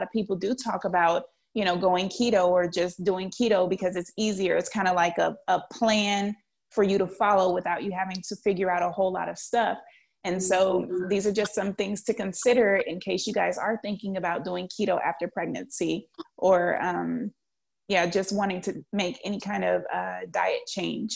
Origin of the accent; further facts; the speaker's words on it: New Orleans, Louisiana, United States; I'm from New Orleans, and the number one staple in New Orleans is red beans and rice